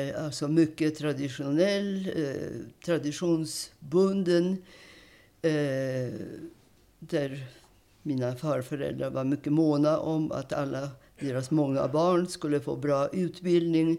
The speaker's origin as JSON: {"language": "Swedish", "town": "Warsaw", "region": "Masovian Voivodeship", "country": "Poland", "tie": "born or raised there", "moved": "yes", "lives_now": "Sweden", "said": "jag är född i Warszawa, Polens huvudstad som mm. bekant, 1931"}